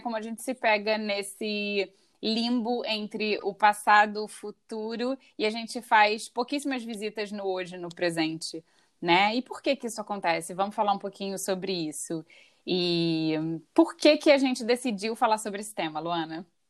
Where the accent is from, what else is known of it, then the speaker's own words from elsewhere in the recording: Rio de Janeiro, Brazil; moved away; Nós duas somos cariocas, nós duas somos do Rio de Janeiro